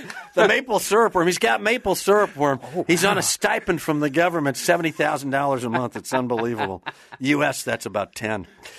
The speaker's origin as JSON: {"language": "English", "region": "Wisconsin", "country": "United States", "moved": "yes", "said": "I'm originally from Wisconsin."}